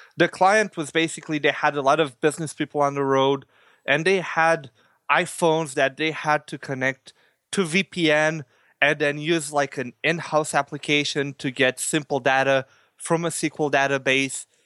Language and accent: English; Canada; I'm from Canada as well.